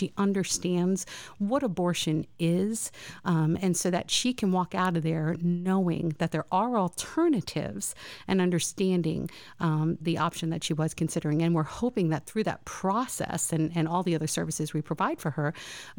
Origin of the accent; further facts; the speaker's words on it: Winter Haven, Florida, United States; he's the headmaster of Winter Haven Christian School because we hail from Winter Haven.